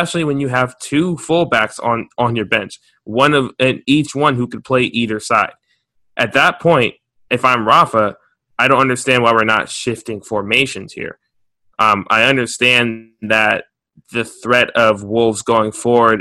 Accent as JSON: {"language": "English", "country": "United States", "said": "I'm an American"}